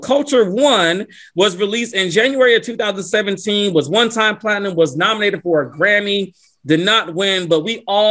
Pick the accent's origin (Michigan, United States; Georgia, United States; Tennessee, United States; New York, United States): Georgia, United States; Lawrenceville; my hometown, North Atlanta, Georgia, Lawrenceville, to be exact